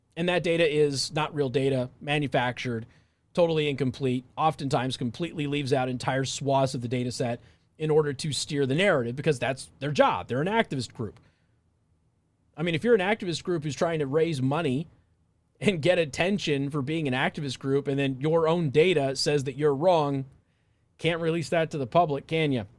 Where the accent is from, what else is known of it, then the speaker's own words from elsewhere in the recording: Southwest, United States; I'm from the Southwest